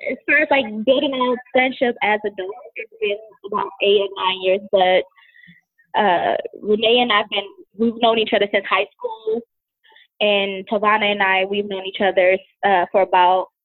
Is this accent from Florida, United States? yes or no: no; Detroit, Michigan, United States; now in Phoenix, United States; I live here in Phoenix, Arizona, and I'm from Detroit, Michigan.